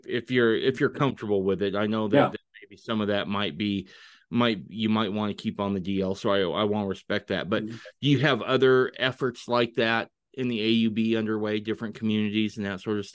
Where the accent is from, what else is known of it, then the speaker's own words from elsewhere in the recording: Western Idaho, United States; I spent my teenage years in Idaho, in Western Idaho.